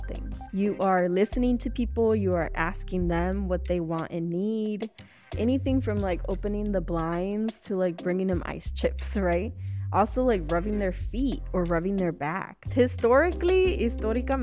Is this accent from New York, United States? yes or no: no; Chicago, Illinois, United States; Born and raised in Chicago